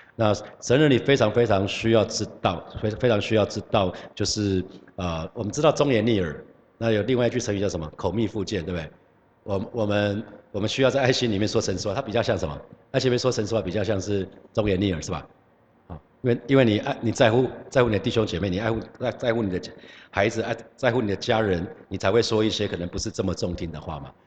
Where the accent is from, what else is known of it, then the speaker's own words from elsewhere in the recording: Hsinchu, Taiwan; 有老家在新竹